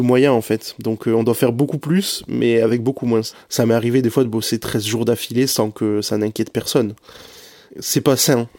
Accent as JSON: {"language": "French", "area": "the South-West", "region": "south-west France", "country": "France", "also_born_or_lived": "Lille", "moved": "as an adult", "said": "à 1000 km de chez moi, parce que je viens du Sud-Ouest"}